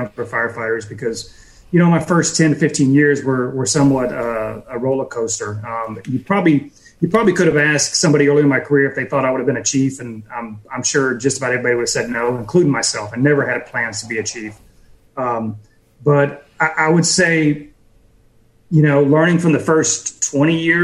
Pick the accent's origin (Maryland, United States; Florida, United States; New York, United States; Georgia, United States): Florida, United States; Pensacola; we're in Pensacola